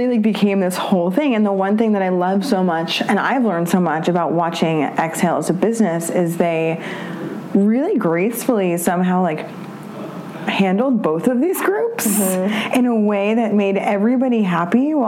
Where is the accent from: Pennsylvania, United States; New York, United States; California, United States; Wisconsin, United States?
New York, United States; New York City; I grew up on the Upper East Side